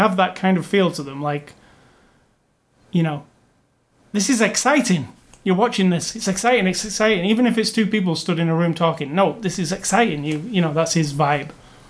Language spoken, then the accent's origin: English; Manchester, North West England, United Kingdom; He also comes from my hometown of Manchester